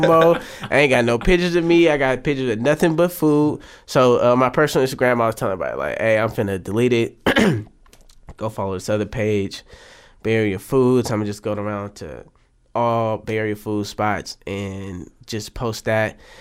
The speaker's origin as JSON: {"language": "English", "town": "Oakland", "region": "California", "country": "United States", "tie": "born or raised there", "said": "I'm from West Oakland, born and raised"}